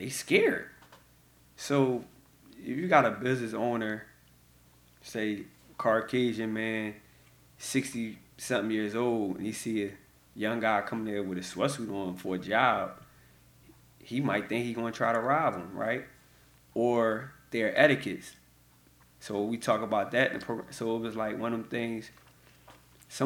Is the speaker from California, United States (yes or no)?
no; Philadelphia, Pennsylvania, United States; I'm from North Philadelphia, born and raised